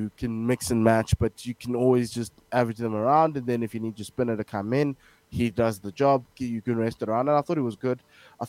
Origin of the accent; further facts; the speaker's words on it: South Africa; as a South African because we are in South Africa.